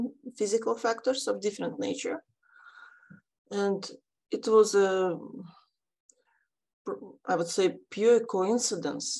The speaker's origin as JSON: {"language": "English", "country": "Ukraine", "moved": "yes", "lives_now": "Australia", "said": "I'm also from Ukraine"}